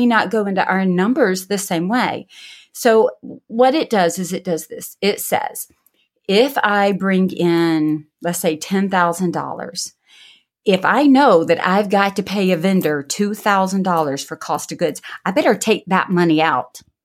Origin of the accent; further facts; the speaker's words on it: the South, United States; I'm from the South